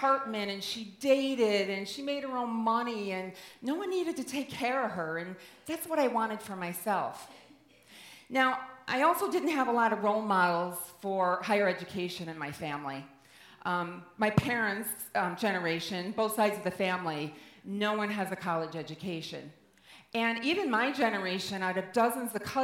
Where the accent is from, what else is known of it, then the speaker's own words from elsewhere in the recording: Midwest, United States; I grew up in the Midwest in the 70s